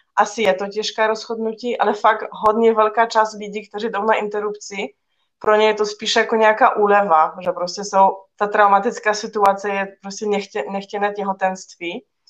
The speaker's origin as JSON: {"language": "Czech", "country": "Poland", "tie": "born or raised there", "moved": "yes", "lives_now": "Czech Republic", "said": "v mém rodném městě"}